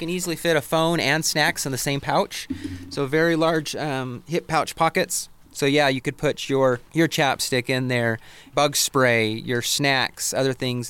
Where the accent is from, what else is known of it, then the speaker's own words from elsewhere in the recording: Portland, Oregon, United States; But growing up in Portland where it rains the entire time, I just want extra safety.